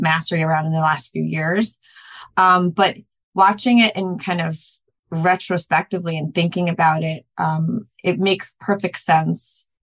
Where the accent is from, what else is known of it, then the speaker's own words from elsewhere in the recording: New York, United States; I grew up in New York